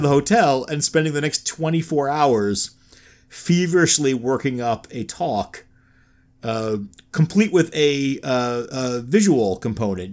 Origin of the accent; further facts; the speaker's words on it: New York, United States; moved away; I'm from New York originally